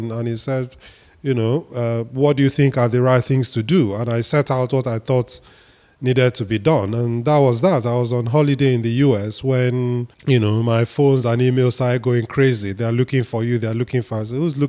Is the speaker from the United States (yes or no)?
no; Ebonyi, Nigeria; I'm from Ebonyi State. The then secretary to government was also from Ebonyi State.